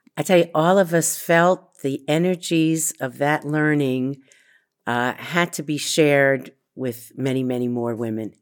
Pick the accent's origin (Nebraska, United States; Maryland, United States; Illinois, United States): Maryland, United States; Baltimore; moved away as an adult; now in Israel; I grew up in Baltimore, Maryland, in a home with two parents and a grandmother.